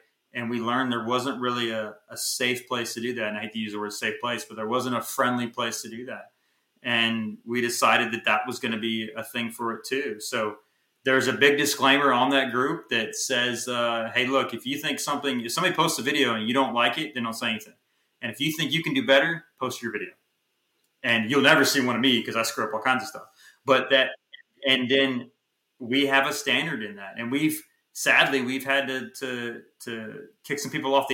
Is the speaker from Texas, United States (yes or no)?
yes; Texas, United States; We don't have those in Texas. We're from Texas